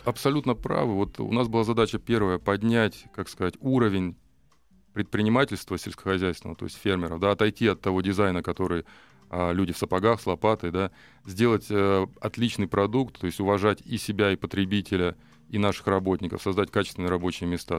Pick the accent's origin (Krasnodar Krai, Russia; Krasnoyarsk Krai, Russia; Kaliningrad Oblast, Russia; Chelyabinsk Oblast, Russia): Krasnoyarsk Krai, Russia; Norilsk; moved away as an adult; now in Moscow Oblast, Russia; я сам из Норильска